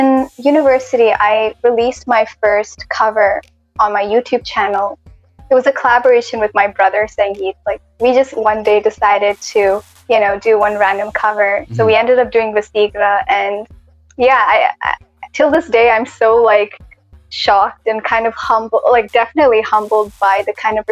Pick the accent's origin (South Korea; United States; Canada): Canada; Toronto, Ontario; moved away as an adult; now in India; I was born and brought up in Toronto, Canada